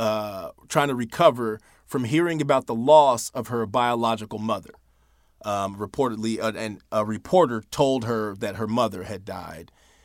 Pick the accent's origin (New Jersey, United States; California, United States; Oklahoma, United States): California, United States; because I grew up in the Bay